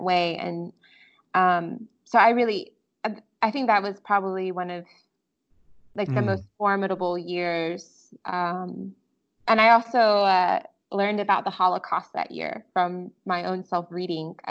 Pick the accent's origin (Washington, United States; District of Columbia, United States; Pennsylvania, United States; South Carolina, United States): South Carolina, United States; Greenville / Pickens; The city that I'm from is called Greenville, and it's kind of an up-and-coming city in South Carolina, very beautiful.